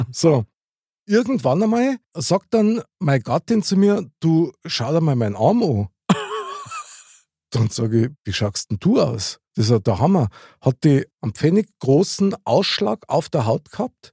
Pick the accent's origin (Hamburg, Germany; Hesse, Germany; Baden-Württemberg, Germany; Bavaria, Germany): Bavaria, Germany; als Bayer